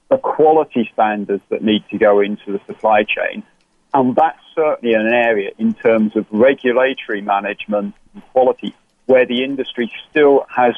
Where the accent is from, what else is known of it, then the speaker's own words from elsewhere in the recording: England, United Kingdom; it's the afternoon here in England at the moment